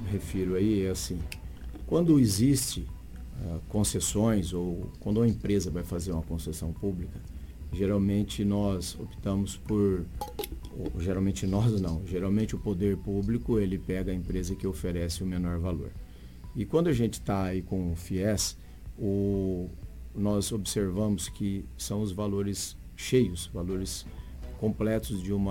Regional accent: Sinop, Mato Grosso, Brazil; candidato a deputado federal por Mato Grosso, sou de Sinop

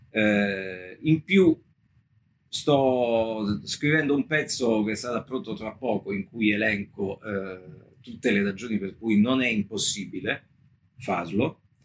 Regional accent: Naples, Campania, Italy; me che sono napoletano

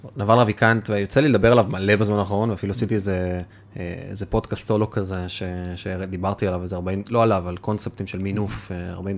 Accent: the Krayot, Haifa District, Israel; גדלתי בקריות, אז אה, קריית ביאליק, מוצקין

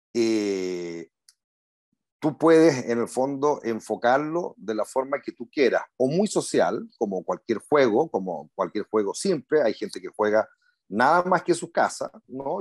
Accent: Punta Arenas, Magallanes and Chilean Antarctica, Chile; moved away as an adult; now in Santiago, Chile; Nací en Punta Arenas

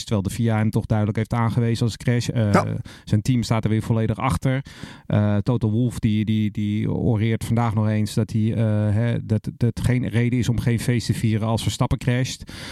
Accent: Netherlands; we met z'n allen als Nederlander

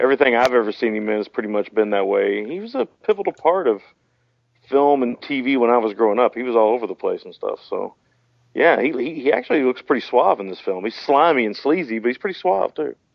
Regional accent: United States; being an American

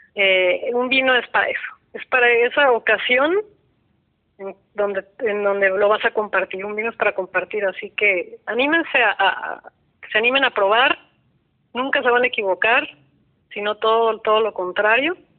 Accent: Guadalajara, Jalisco, Mexico; yo soy de Guadalajara.

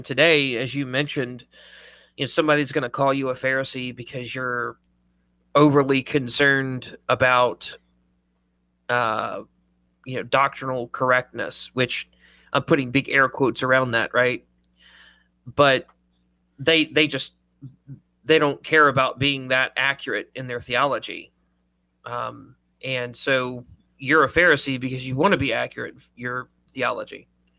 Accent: Ireland; I mean, I am Irish, so I have excuses.

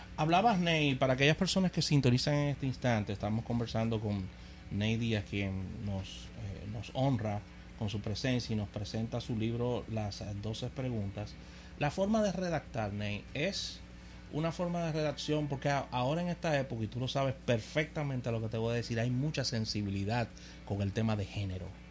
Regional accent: Dominican Republic

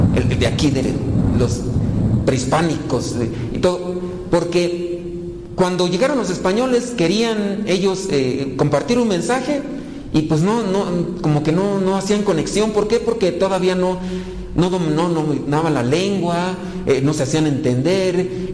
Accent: Mexico; así somos los mexicanos

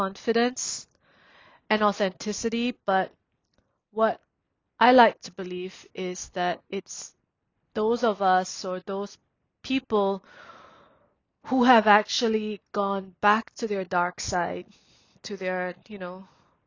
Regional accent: Singapore; born or raised there; also born or lived in Myanmar

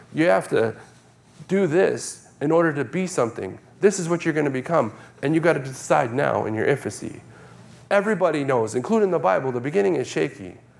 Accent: New York, United States; moved away; I grew up in New York

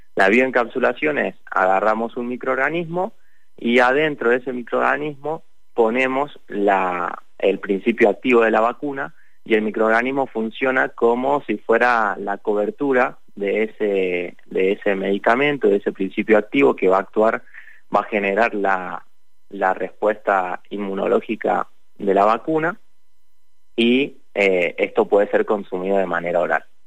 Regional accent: Lavalle, Mendoza, Argentina; yo soy de La Valle

